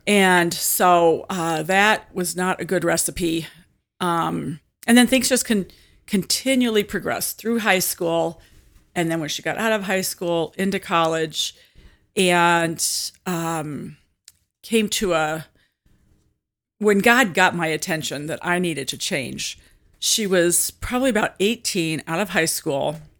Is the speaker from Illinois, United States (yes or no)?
yes; Washington, Illinois, United States; also born or lived in Germantown Hills, Illinois / Metamora, Illinois / Bushnell, Illinois; Peoria area. Actually, I grew up in Washington